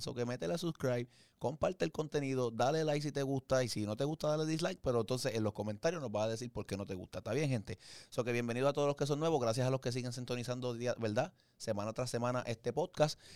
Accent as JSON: {"language": "Spanish", "town": "Caguas", "country": "Puerto Rico", "said": "yo soy de Cagua, tengo que decir que es Cagua"}